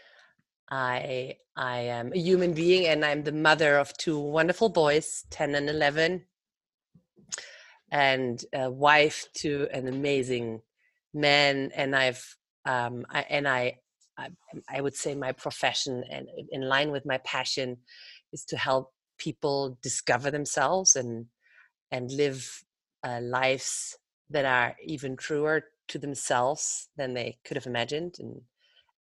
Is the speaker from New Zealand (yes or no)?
no; Germany; also born or lived in Netherlands / Amsterdam, Netherlands; now in United States; I am originally from Germany. I lived in Holland more than half of my life.